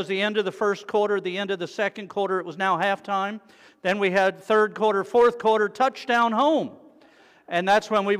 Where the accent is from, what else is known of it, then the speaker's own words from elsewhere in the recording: South Florida, United States; I'm from South Florida, where you take your life in your hands every time you get on the road